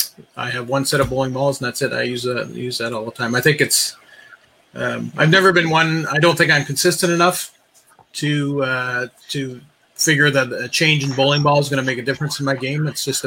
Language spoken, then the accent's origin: English; Sudbury, Ontario, Canada; Sudbury, my hometown